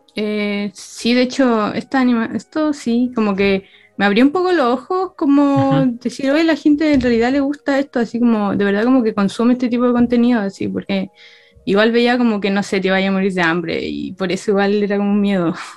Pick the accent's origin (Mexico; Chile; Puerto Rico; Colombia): Chile; La Serena, Coquimbo; yo soy de La Serena